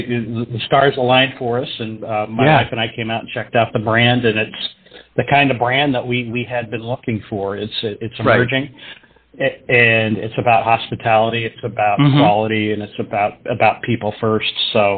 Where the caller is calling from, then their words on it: Davidson, North Carolina, United States; Davidson, North Carolina.